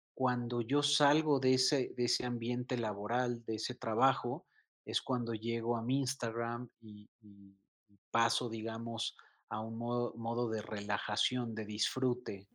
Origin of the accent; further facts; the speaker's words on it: Mexico City, Mexico; como buen chilango, como buen mexicano.